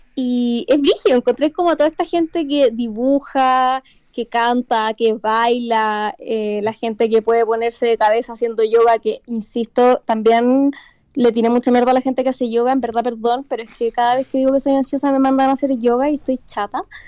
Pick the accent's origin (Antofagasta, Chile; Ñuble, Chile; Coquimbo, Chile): Ñuble, Chile; Chillán; moved away as an adult; yo llegué de mi pueblo, de Chillán